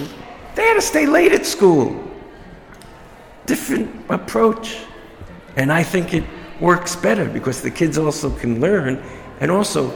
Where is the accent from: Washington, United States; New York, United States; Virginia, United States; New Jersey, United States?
New York, United States; New York City; growing up in Brooklyn as a neighborhood